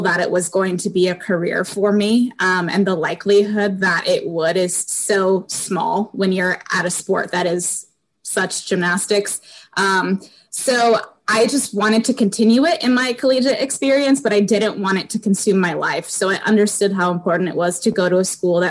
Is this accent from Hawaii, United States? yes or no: no; Chicago, Illinois, United States; moved away as an adult; also born or lived in Wisconsin / South Carolina; I'm from Chicago, Illinois